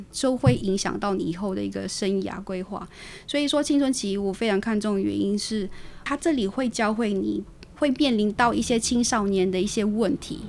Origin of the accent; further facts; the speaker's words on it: Taiwan; also born or lived in Philippines; 虽然在台湾完成我的所有的一个学校的教育，但是我的菲律宾话依旧就是还是可以